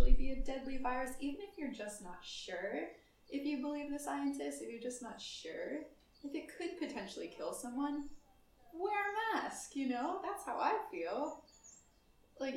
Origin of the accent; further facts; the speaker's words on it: United States; moved away; as an American